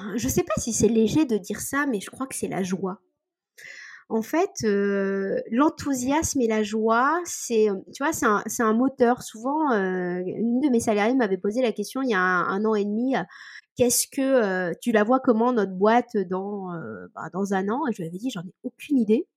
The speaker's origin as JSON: {"language": "French", "area": "Cotentin", "region": "Normandy", "country": "France", "said": "je viens euh, du milieu du Cotentin"}